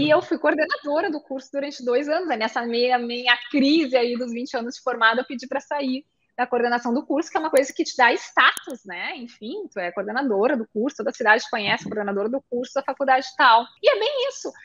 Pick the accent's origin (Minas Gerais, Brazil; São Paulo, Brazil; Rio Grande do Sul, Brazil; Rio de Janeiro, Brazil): Rio Grande do Sul, Brazil; Porto Alegre; now in Passo Fundo, Brazil; eu sou gaúcha de Porto Alegre